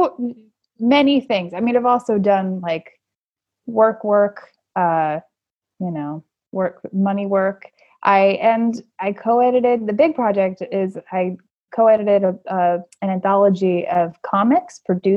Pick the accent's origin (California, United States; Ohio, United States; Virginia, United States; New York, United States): Virginia, United States; Fredericksburg; I grew up in Fredericksburg, Virginia